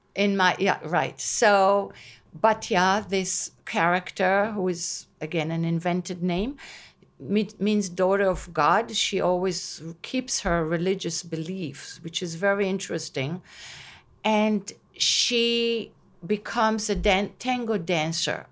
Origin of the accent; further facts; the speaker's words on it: Israel; first language Hebrew; English is a second language; moved away as an adult; now in Long Island, United States; growing up in Israel